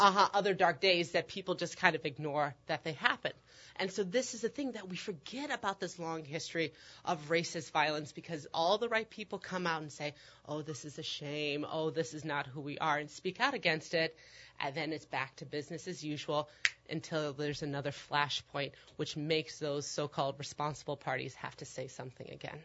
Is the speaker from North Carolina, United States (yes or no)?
no; Omaha, Nebraska, United States; moved away as an adult; also born or lived in Chicago; I grew up in Omaha, Nebraska